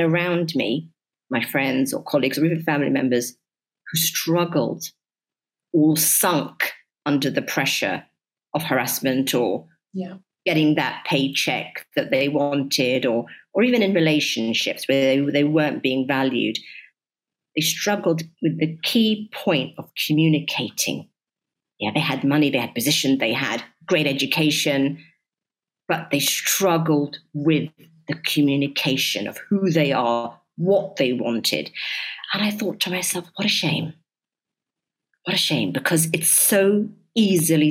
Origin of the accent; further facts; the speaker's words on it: London, United Kingdom; moved away as an adult; now in United Arab Emirates; my upbringing has made me understand that when you're living in so many different places, growing up in London, such a melting pot